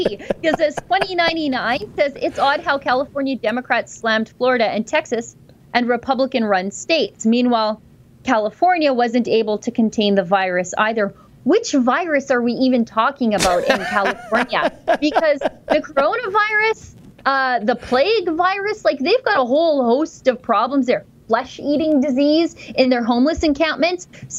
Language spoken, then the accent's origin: English; Orillia, Ontario, Canada; My hometown of Orillia, Ontario, has enforced anyone who is not a resident wanting to visit our parks a $50 a day parking fee.